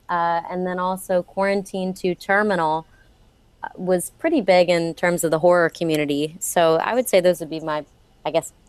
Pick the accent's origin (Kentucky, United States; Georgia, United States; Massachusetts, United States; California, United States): Georgia, United States; Atlanta; for whatever reason, I never picked up a Southern accent growing up in Atlanta.